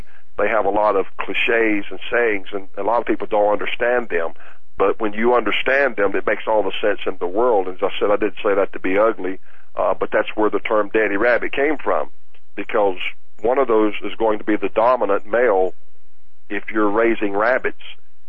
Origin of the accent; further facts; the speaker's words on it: the South, United States; I grew up in the South